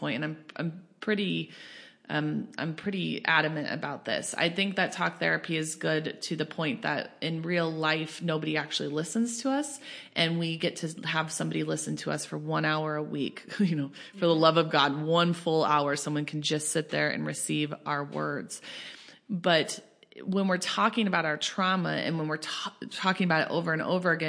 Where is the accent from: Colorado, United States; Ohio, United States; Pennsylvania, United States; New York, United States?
Colorado, United States; I grew up in Colorado